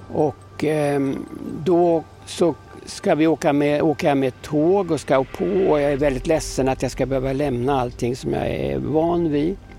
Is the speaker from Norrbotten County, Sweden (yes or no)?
no; Stockholm, Stockholm County, Sweden; accent: söderslang; Swedish is a second language; also born or lived in Karlovy Vary, Czechoslovakia; mig och många andra barn på Söder